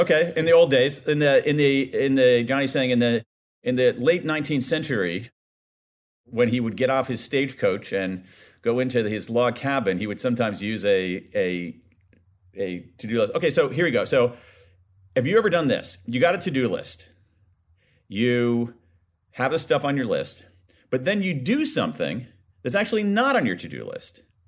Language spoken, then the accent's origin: English; Ohio, United States; my home state of Ohio